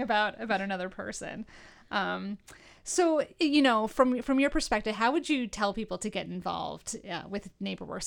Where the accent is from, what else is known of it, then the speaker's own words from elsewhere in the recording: New York, United States; now in Northeastern Pennsylvania, United States; I'm from New York originally